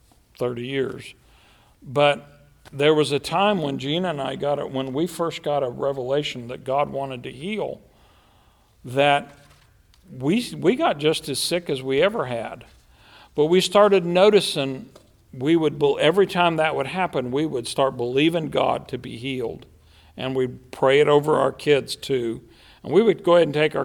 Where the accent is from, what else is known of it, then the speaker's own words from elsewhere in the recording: United States; I'm an American